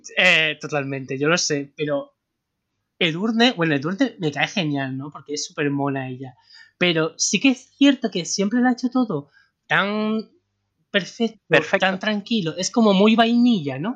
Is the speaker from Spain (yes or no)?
yes; Spain; sabiendo cómo somos los españoles